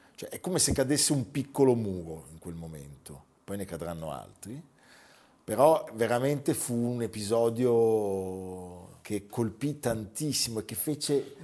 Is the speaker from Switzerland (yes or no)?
yes; Lugano, Ticino, Switzerland; accent: Luganese; il mio accento però si è fatto luganese